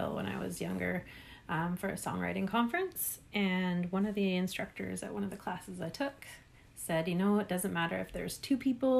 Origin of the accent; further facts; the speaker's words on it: Prince Edward Island, Canada; now in Comox Valley, Canada; being back east where I was born in Prince Edward Island